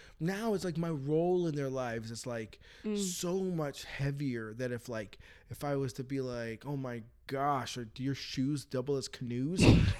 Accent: United States; I'm an American

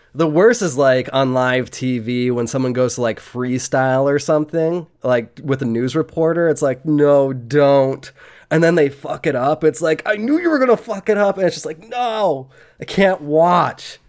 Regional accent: United States; I was born in America

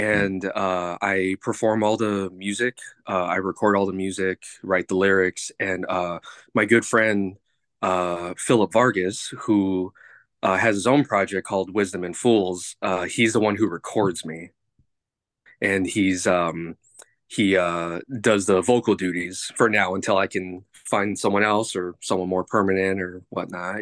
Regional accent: Los Angeles, California, United States; I am from, uh, Los Angeles, California

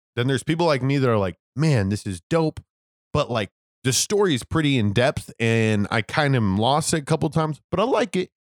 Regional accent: United States; I was born in America

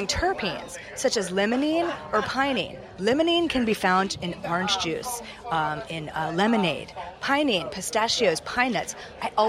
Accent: Charleston, South Carolina, United States; moved away; I'm from the South, from Charleston

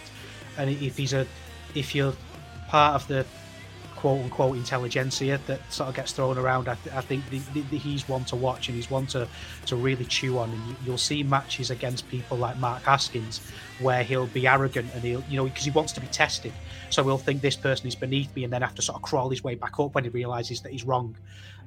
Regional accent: United Kingdom; as a British wrestling fan

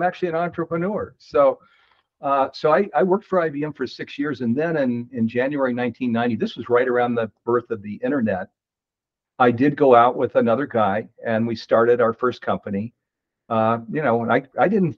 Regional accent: East Coast, United States; moved away as an adult; also born or lived in Silicon Valley; I grew up on the East Coast

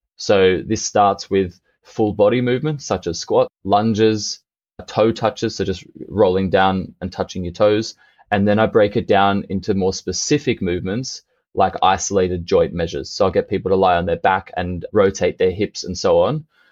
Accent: Australia; now in Berlin, Germany; when I was growing up in Australia

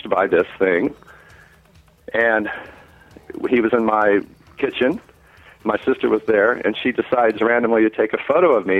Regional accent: West Virginia, United States; I was a young boy growing up in West Virginia

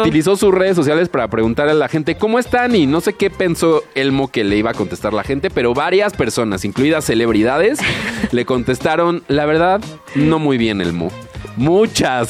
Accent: Mexico; uno como mexicano

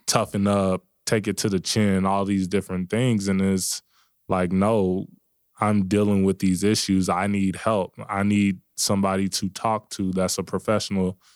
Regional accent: Dallas, Texas, United States; moved away; I'm from Dallas

